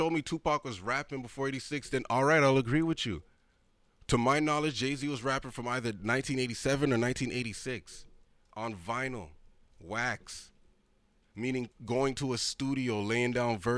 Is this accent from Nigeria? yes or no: yes; Nigeria; I'm a Nigerian.